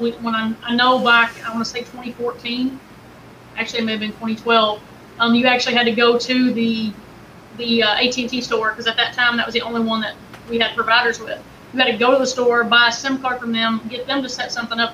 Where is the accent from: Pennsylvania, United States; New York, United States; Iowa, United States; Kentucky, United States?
Kentucky, United States; I'm from Kentucky.